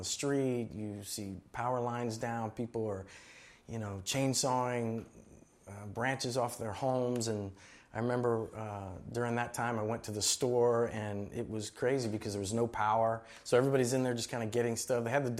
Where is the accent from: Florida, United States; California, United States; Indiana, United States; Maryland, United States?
Florida, United States; Miami; I grew up in Miami and in Florida, and I understand to a certain degree that uneasiness, that feeling.